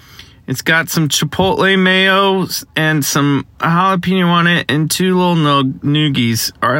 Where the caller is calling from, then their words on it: Burbank, California, United States; I'm calling from Burbank, California, beautiful Burbank, where I'm sitting in a Taco Bell